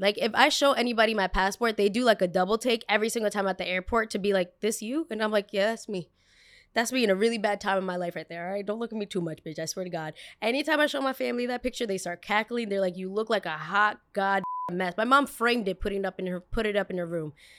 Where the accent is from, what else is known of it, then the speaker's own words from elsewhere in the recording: New York City, New York, United States; they very much know I'm American